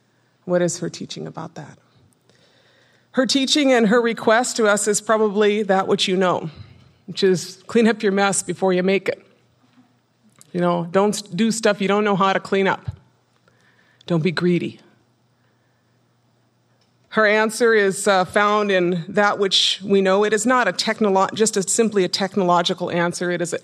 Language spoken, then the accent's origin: English; Minnesota, United States; I come from a reservation in northwestern Minnesota. Anishinaabe people, we are from the Great Lakes region, the northern part of five American states and the southern part of four Canadian provinces.